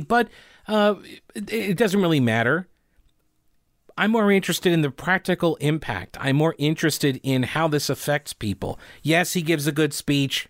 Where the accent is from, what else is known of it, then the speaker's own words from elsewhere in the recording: United States; me being an American